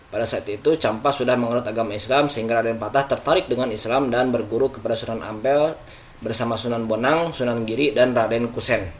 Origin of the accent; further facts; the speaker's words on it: West Java, Indonesia; bagi kita sebagai warga Jawa Barat